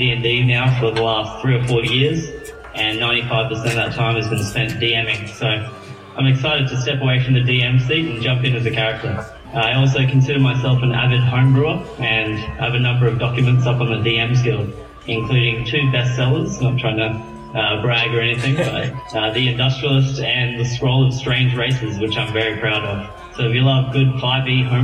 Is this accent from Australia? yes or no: yes; Australia; I am Australian